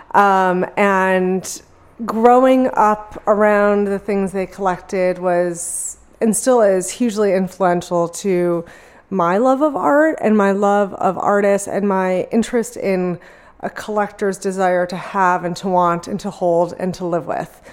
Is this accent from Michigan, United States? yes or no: yes; Bloomfield Hills, Michigan, United States; now in San Francisco, United States; in uh, Bloomfield Hills, like 30 minutes outside of Detroit